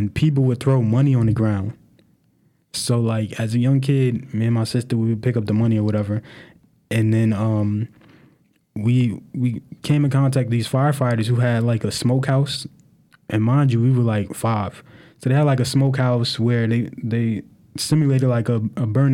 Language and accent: English; Newark, New Jersey, United States; growing up in North Newark